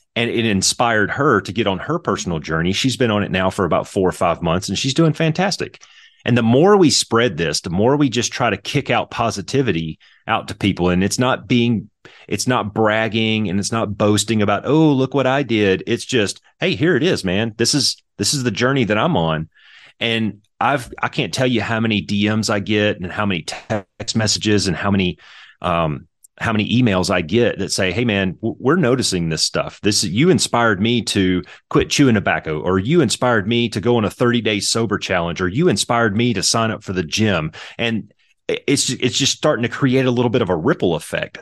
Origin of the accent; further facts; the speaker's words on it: Lake Providence, Louisiana, United States; I was north and east of Monroe in a little town called Lake Providence